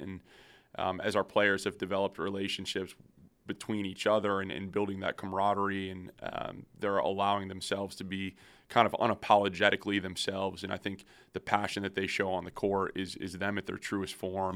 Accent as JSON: {"language": "English", "town": "Syracuse", "region": "New York", "country": "United States", "tie": "born or raised there", "moved": "yes", "lives_now": "Akron, United States", "said": "I grew up in Syracuse, New York"}